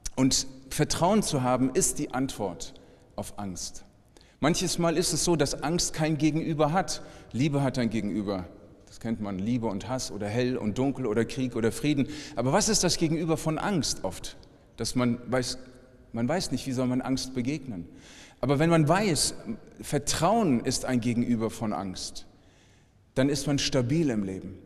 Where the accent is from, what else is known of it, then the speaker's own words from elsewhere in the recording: Frankfurt, Hesse, Germany; ich komme aus Frankfurt